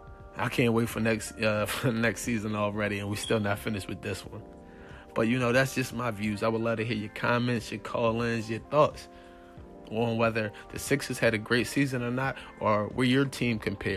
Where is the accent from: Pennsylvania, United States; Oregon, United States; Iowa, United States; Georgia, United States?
Pennsylvania, United States; Philadelphia; And yes, I am from Philly.